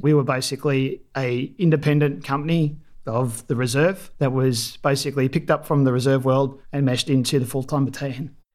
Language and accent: English; Melbourne, Victoria, Australia; also born or lived in Dandenongs; I grew up in Melbourne, northern suburbs.